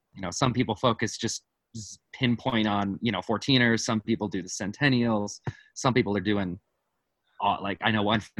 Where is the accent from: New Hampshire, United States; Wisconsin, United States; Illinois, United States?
Wisconsin, United States; now in Colorado, United States; I grew up in Wisconsin, as a Boy Scout